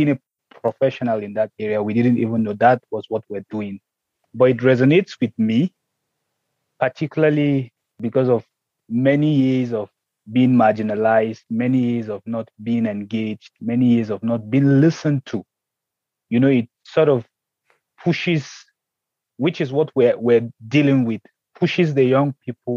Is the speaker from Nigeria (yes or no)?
yes; Nigeria; from Nigeria